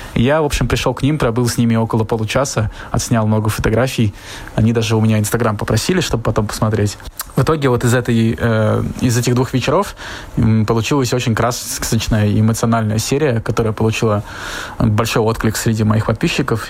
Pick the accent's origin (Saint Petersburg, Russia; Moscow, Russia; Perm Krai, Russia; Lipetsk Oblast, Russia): Saint Petersburg, Russia; moved away as an adult; now in Tokyo, Japan; я из Санкт-Петербурга. И в Японию я переехал где-то два года назад, живу в Токио